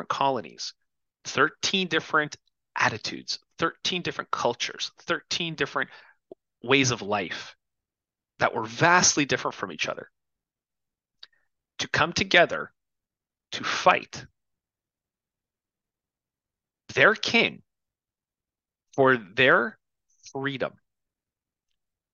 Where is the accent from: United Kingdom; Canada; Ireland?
Canada; now in United States; as a Canadian expat